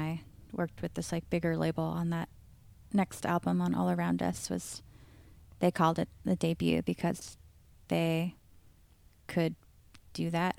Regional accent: Seattle, Washington, United States; I grew up in North Seattle

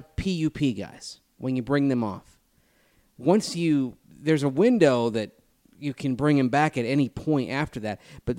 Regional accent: Hoxie, Kansas, United States; now in Colby, United States; I'm obviously from the great state of Kansas. Hoxie is my hometown. Now live 30 miles west in Colby, which, as Mace knows, is on I-70.

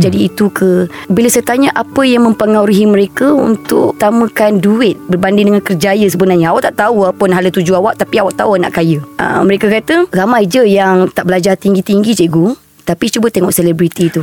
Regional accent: Terengganu, Malaysia; Saya terbang lah dari Terengganu, kampung saya kat Terengganu

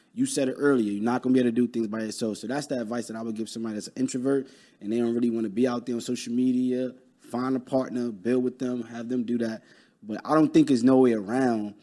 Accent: New York City, New York, United States; I'm from Brooklyn

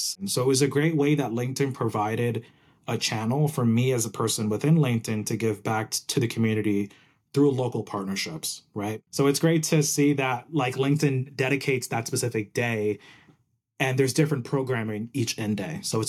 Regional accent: New Jersey, United States; also born or lived in Puerto Rico; Exactly. The best state ever. But I was born in Puerto Rico, moved to New Jersey when I was 4. Been there my whole life. Went to like, you know, all schooling there.

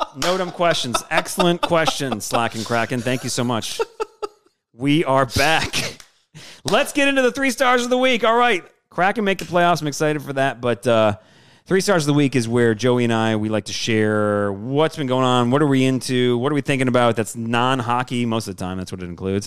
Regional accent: Michigan, United States; moved away as an adult; now in New Orleans, United States; me growing up in Michigan

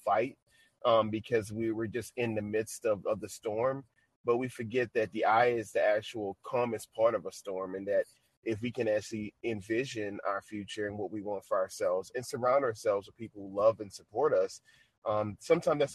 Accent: New Orleans, Louisiana, United States; moved away; I'm originally from New Orleans

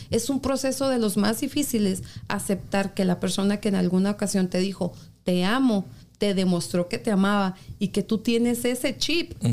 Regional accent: Mexico; now in United States; En mi país

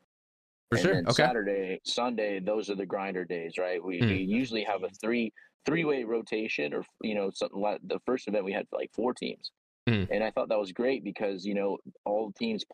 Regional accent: Morgan Hill, California, United States; I grew up here in Morgan Hill

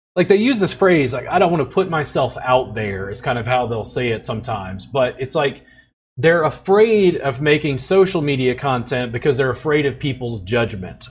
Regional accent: Louisiana, United States; moved away; also born or lived in Pennsylvania; I grew up in Louisiana

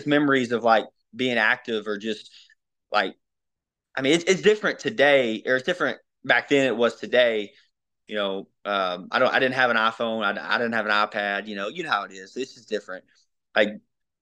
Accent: Mayflower, Arkansas, United States; I've only lived here

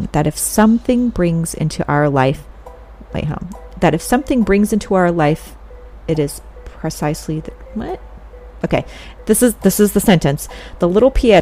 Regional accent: California, United States; I'm from California

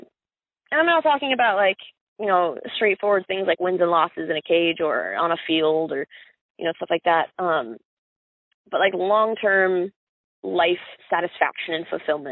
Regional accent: Miami, Florida, United States; born there; I was born in South Dade County, Miami

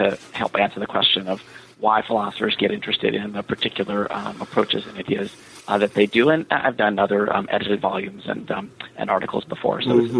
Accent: California, United States; So I'm an American, born and raised in the San Francisco Bay Area, and have lived a bunch of places at this point.

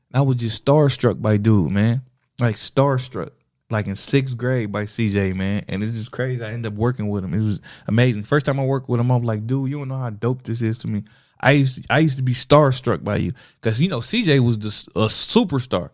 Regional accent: Toledo, Ohio, United States; also born or lived in Springfield, Ohio; I come from Toledo

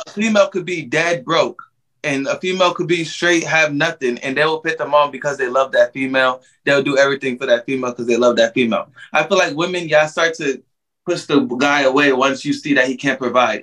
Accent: New York, United States; now in Orlando, United States; I'm actually from New York, but I live in Orlando, Florida now

